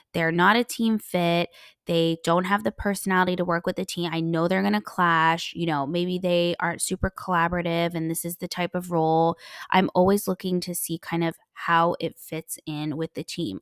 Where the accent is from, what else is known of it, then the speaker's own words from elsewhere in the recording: United States; first language English; moved away; I'm a native English speaker, I'm, you know, half American, I grew up in the States